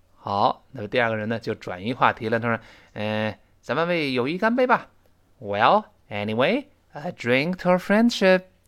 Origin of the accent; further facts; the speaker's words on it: China; 我们中国人说话也是这个语气嘛